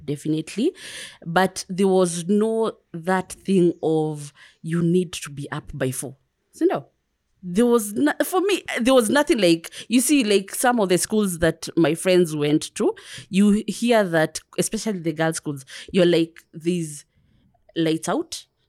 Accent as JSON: {"language": "English", "region": "Kiambu County", "country": "Kenya", "also_born_or_lived": "Nairobi / Dar es Salaam, Tanzania / United Kingdom", "first_language": "Kikuyu", "second_language": "English", "moved": "as an adult", "said": "I'm from Kiambu"}